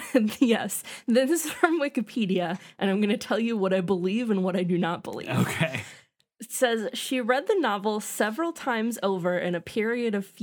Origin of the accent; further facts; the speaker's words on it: United States; I'm American.